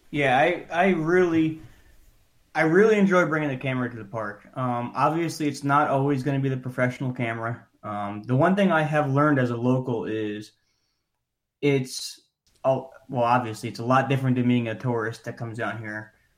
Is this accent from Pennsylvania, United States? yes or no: yes; Scranton, Pennsylvania, United States; moved away as an adult; now in Florida, United States; I was born and raised in Pennsylvania. Um, about two hours north of Philadelphia in a town called Scranton